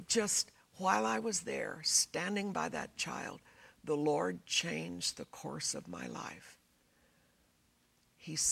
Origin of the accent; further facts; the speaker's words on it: United States; being an American